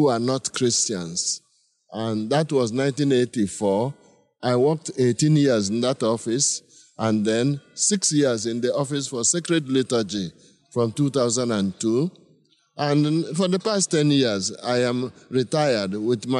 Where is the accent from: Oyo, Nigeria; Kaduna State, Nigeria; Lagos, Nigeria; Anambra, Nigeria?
Anambra, Nigeria; village in Onitsha Archdiocese; I'm from Nigeria, from a village in Onitsha Archdiocese in the south central of Nigeria.